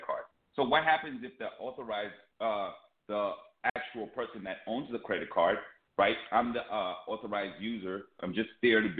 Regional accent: Zambia; now in United States; I come from Zambia, and I'm just migrating.

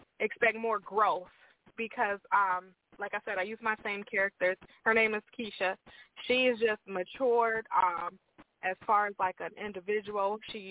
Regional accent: Lorain, Ohio, United States; now in Sandusky, United States; I grew up and I was born and raised in Lorain, Ohio, but I currently live in Sandusky

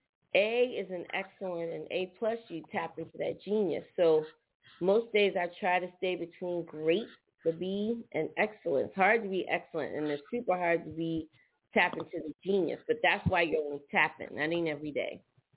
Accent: Philadelphia, Pennsylvania, United States; Well, one thing about Philly is when you're up top, it's just something about being up top, whether it's Philly, Jersey, New York.

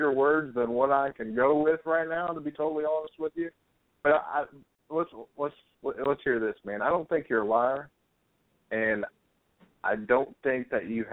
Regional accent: Missouri, United States; also born or lived in Texas; now in Dallas, United States; I'm from Missouri, moved to Texas

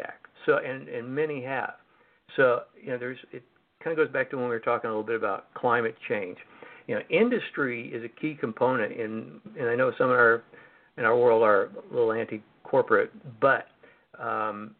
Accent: Missouri, United States; moved away; also born or lived in Washington DC; Missouri, my home state

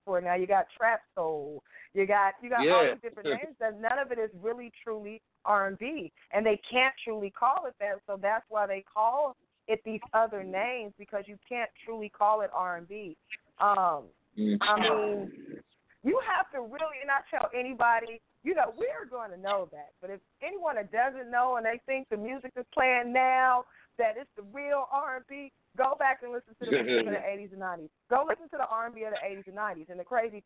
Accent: Oakland, California, United States; moved away as an adult; now in Dallas, United States; I am originally from Oakland, California, the Bay Area.

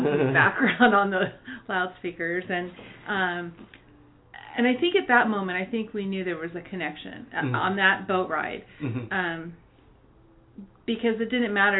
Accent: Chicago, Illinois, United States; also born or lived in California; now in Texas, United States; Originally from Chicago, Illinois. Mm-hmm. And in 1966, I moved to California and lived the rest of my days there in California until moving here to Texas about a year ago.

